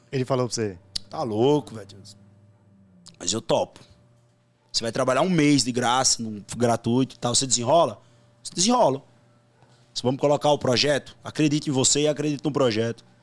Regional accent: Campina Grande, Paraíba, Brazil; Sou de Campina Grande, Paraíba.

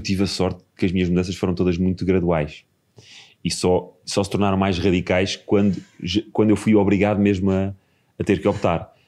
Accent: Margem Sul, Setúbal, Portugal; no quinto ano, passei para uma escola pública, na Margem Sul

